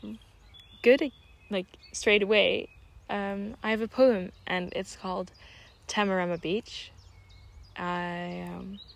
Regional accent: Netherlands; also born or lived in Switzerland; I'm Dutch and Swiss, and Switzerland is like second home to me because I grew up mostly in the Netherlands.

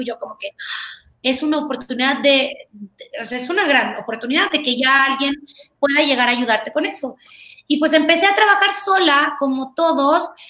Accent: Tegucigalpa, Francisco Morazán, Honduras; moved away as an adult; also born or lived in Guatemala / Mexico; nací en Guatemala, pero realmente soy mexicana y viví creo que 18, 19 años de mi vida en Tegucigalpa, Honduras

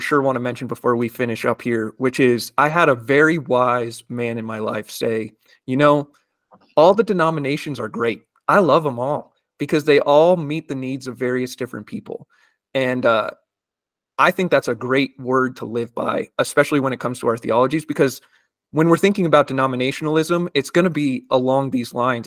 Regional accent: United States; growing up in the United States

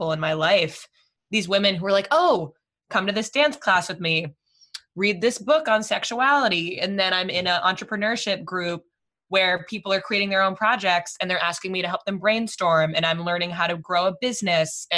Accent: Fairfield, Connecticut, United States; now in New York City, United States; I grew up in Fairfield, Connecticut

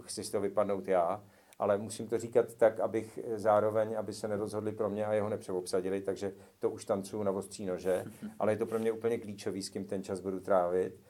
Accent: Moravia, Czechia; now in Prague, Czech Republic; já jsem z Moravy, tam jsem vlastně, dokud jsem žil mimo Prahu

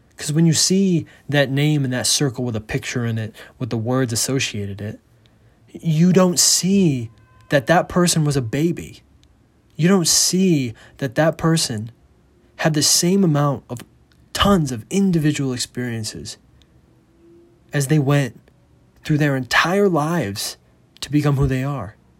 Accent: United States; moved away; as an American

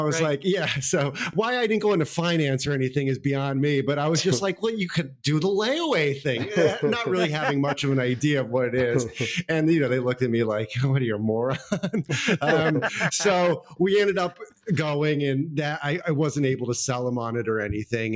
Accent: Houston, Texas, United States; I grew up in a suburb outside of Houston, um, oh, Kings Kingwood.

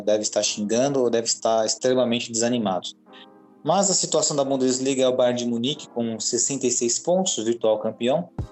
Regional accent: Brazil; nós, como brasileiros, né, temos uma cultura diferente dos alemães

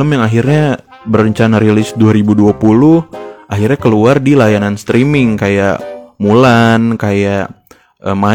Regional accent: Depok, West Java, Indonesia; kangen banget sih nonton di Ramayana itu sebagai anak Depok

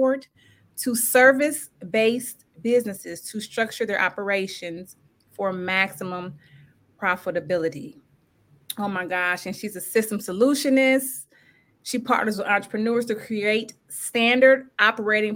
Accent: Cincinnati, Ohio, United States; I'm from Cincinnati

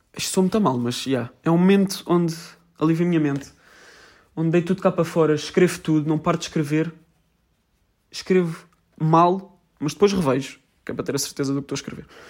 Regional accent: Portugal; nós somos portugueses

